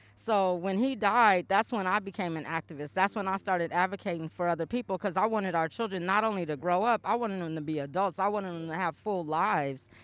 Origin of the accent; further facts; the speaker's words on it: Portland, Oregon, United States; I grew up in this part